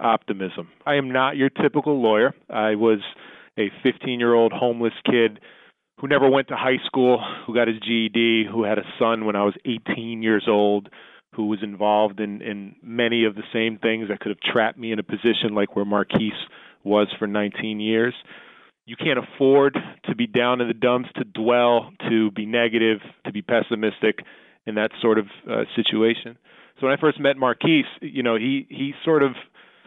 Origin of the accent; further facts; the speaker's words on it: Bridgeport, Connecticut, United States; I grew up in Bridgeport, Connecticut, where, you know, chances don't come easy